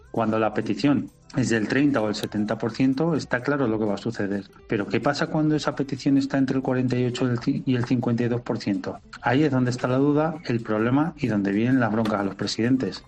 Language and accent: Spanish; El Pedernoso, Castilla-La Mancha, Spain; mi pueblo, que es el Pedernoso en Cuenca